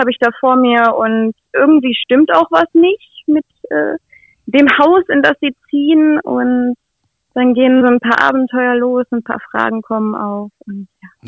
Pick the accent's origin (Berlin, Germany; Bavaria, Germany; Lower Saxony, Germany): Lower Saxony, Germany; Nienburg; ich komme hier aus Nienburg, bin 21 Jahre alt